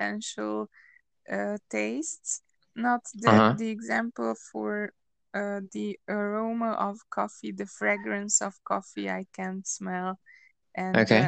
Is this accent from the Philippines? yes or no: no; Transylvania, Romania; I came from Transylvania. I am Hungarian